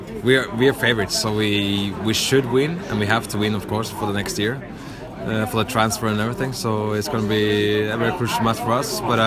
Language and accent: English; Oslo, Norway; English is a second language; I'm from Norway, yeah, Oslo.